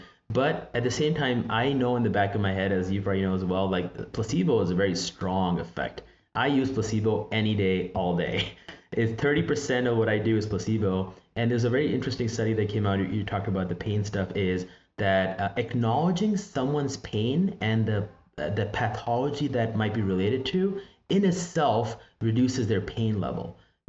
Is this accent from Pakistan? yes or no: yes; Pakistan; moved away; I think of my background, because I grew up in Pakistan, And, you know, we call that Hakim.